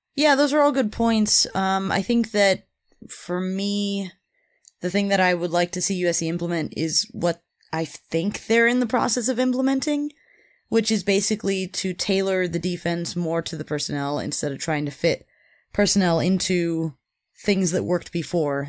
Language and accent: English; California, United States; I'm a Californian